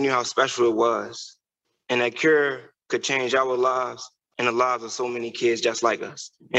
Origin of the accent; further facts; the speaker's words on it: Baltimore, Maryland, United States; We have lived through so much just growing up in West Baltimore.